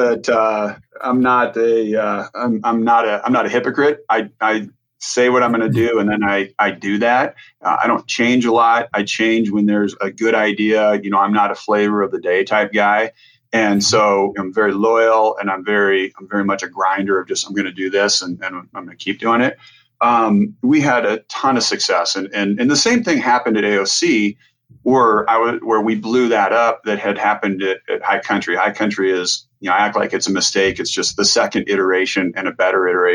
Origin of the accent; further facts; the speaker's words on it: Nebraska, United States; moved away; growing up in Nebraska